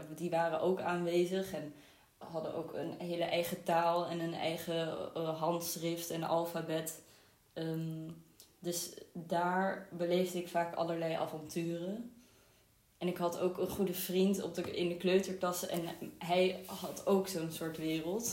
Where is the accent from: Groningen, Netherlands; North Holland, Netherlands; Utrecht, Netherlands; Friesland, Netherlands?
North Holland, Netherlands; Amsterdam; also born or lived in Israel; Ik ben vooral opgegroeid in Amsterdam. Ehm, en ook in Israël gewoond een paar jaar